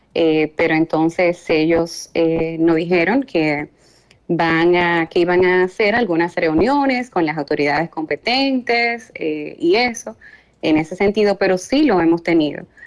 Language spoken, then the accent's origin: Spanish; Dominican Republic